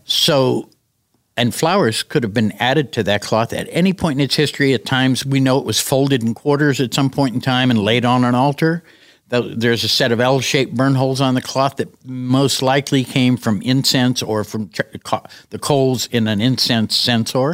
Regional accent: United States; We came from America

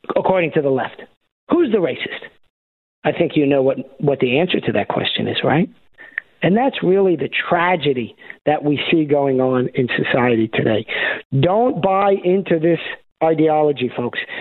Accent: New York, United States; moved away as an adult; now in Arkansas, United States; I was born and raised in New York

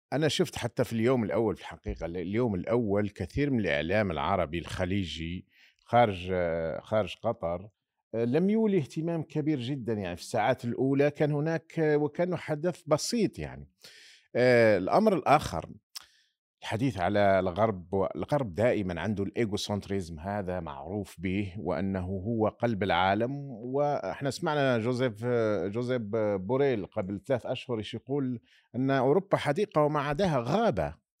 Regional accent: Algeria; نحن كجزائريين

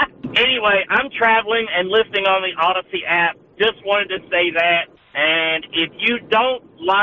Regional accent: Chattanooga, Tennessee, United States; I am not from San Diego. I'm from Chattanooga, Tennessee.

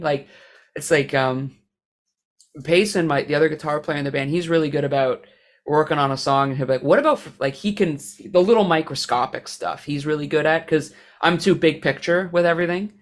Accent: Canada; I'm Canadian

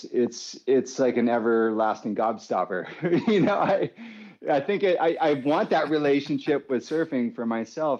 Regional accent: San Clemente, California, United States; also born or lived in Capistrano Beach; we grew up in San Clemente. Well, Kapa Beach originally.

